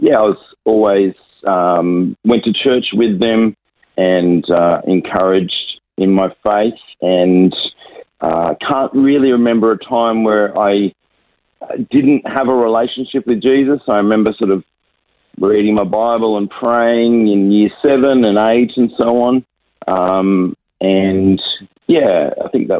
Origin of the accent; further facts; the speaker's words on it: Sydney, New South Wales, Australia; moved away as an adult; also born or lived in Nairobi, Kenya; now in Adelaide, Australia; I was born and raised in Sydney with a little couple of years living in Nairobi.